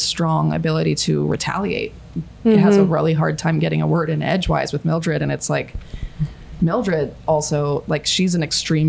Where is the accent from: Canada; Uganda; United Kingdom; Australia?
Australia; For example, I'll out myself as an Aussie, which is so embarrassing because Aussie quickly became the villain.